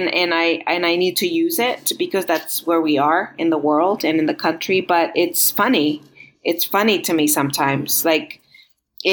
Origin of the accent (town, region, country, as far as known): Los Angeles, California, United States; born or raised there; also born or lived in Montreal, Canada / Guatemala; now in Roswell, United States